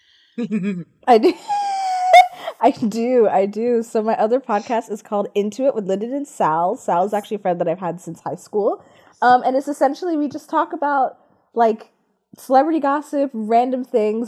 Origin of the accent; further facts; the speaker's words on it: Montgomery County, Pennsylvania, United States; I am from Montgomery County, Pennsylvania